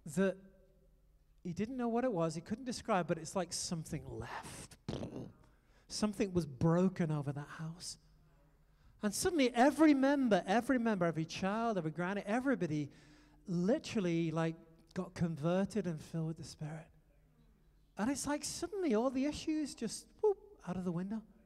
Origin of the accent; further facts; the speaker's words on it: United Kingdom; moved away as an adult; also born or lived in France; now in United States; I'm a Brit